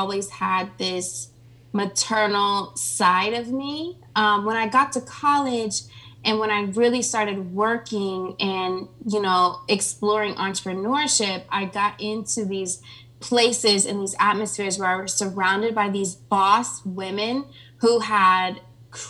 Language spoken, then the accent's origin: English; Springfield, Ohio, United States; moved away as an adult; also born or lived in California; now in Atlanta, United States; I'm originally from Ohio. It's like this small town in between Dayton and Columbus called Springfield.